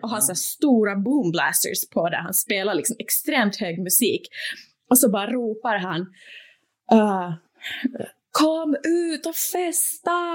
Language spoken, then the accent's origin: Swedish; Turku, Southwest Finland, Finland; also born or lived in Åland / Sweden / Norway / Denmark; now in Copenhagen, Denmark; Åbo där jag är född och uppvuxen, alltså på Finland